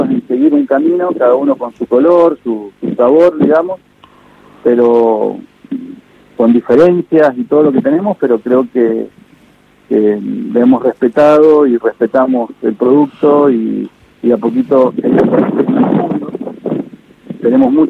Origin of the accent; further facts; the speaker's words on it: Mendoza, Argentina; Soy de Mendoza, soy de Mendoza.